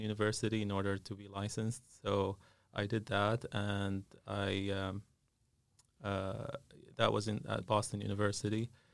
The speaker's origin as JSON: {"language": "English", "country": "Syria", "tie": "born or raised there", "moved": "as an adult", "lives_now": "Concord, United States", "said": "I, uh, grew up in Syria"}